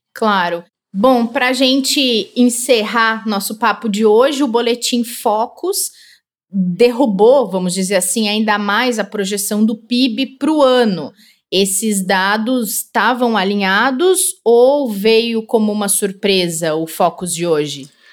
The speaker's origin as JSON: {"language": "Portuguese", "region": "Rio Grande do Sul", "country": "Brazil", "moved": "yes", "lives_now": "São Paulo, Brazil", "said": "tá lembrando a minha terra, o Rio Grande do Sul"}